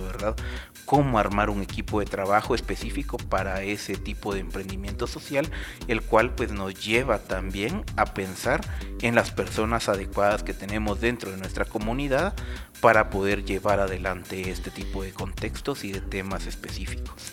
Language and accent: Spanish; Guatemala; como chapines